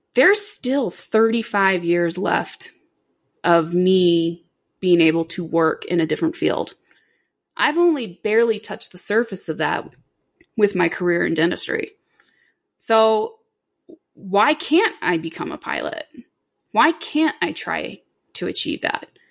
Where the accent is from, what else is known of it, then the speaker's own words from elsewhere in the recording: Orlando, Florida, United States; I grew up in Orlando